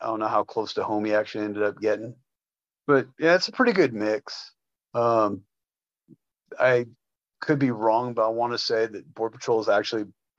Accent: Mexico; Say that I'm racist, because, well, I'm from Mexico too.

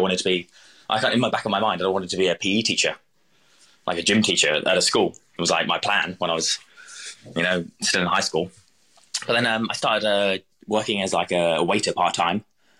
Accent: East of England, United Kingdom; So I'm from Suffolk originally, which is kind of like the southeast coast, you know.

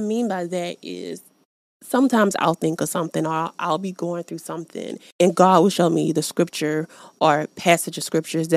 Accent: the South, United States; I'm from the South

